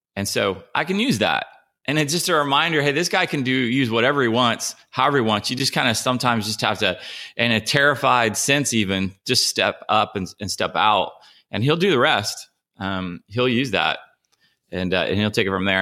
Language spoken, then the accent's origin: English; Ohio, United States; also born or lived in Nashville, Tennessee; now in San Diego, United States; I grew up in Ohio, and, uh, I moved here from Nashville